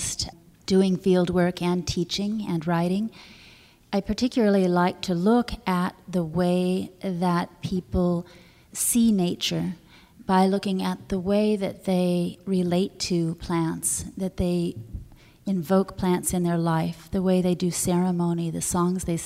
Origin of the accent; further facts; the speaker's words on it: California, United States; I grew up in California in a wild place